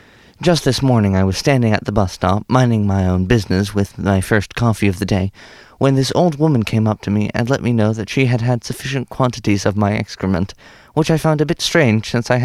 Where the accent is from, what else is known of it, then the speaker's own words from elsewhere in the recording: Massachusetts, United States; Just outside Boston, born and bred.